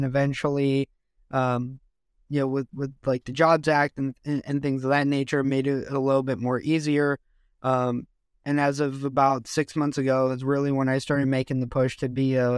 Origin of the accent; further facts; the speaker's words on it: Los Angeles, California, United States; So for me … from Los Angeles. I grew up in a military family in the United States. So I got to live all over the world and really experience different things.